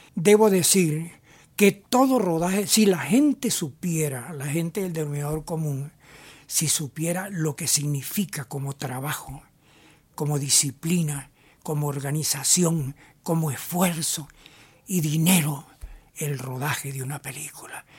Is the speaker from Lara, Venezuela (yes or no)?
yes; Barquisimeto, Lara, Venezuela; como yo soy de Barquisimeto y Alfredo Anzola también es